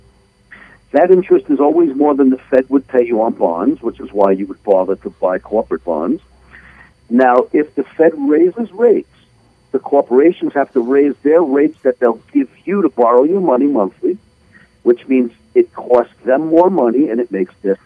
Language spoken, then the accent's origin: English; United States